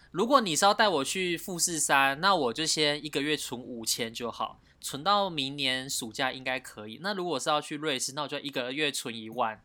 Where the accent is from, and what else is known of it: Taiwan